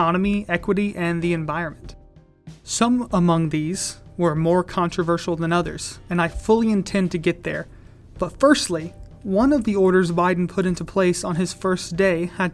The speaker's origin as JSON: {"language": "English", "country": "United States", "said": "we, as the American people"}